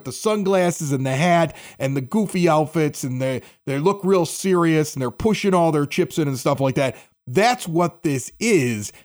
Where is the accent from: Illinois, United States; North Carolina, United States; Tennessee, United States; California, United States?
Illinois, United States; Chicago; accent: Chicago; also born or lived in Reno, Nevada; My Chicago accent